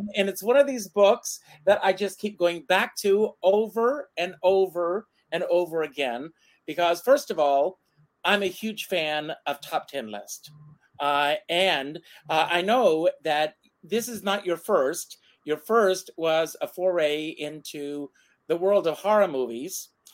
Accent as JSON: {"language": "English", "town": "Myrtle Beach", "region": "South Carolina", "country": "United States", "tie": "born or raised there", "said": "when I was a kid, I grew up in Myrtle Beach, South Carolina"}